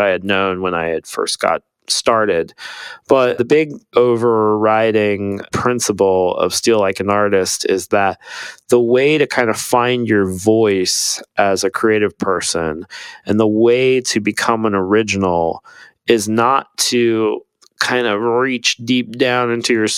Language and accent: English; Ohio, United States; now in Austin, United States; I grew up in Ohio, so in the middle of a cornfield